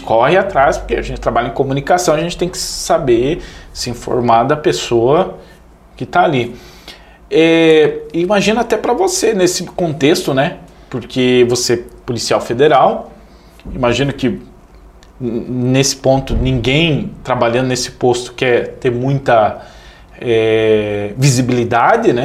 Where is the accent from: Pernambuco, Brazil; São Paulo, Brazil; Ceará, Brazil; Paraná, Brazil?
Paraná, Brazil; Missal; moved away as an adult; eu sou de Missal